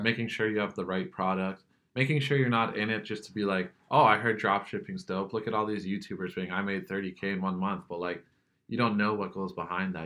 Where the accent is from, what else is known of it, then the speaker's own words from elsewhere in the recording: Kitchener, Ontario, Canada; I'm from the Kitchener Waterloo area, so I've pretty much been exposed to the tech entrepreneur scene my whole life.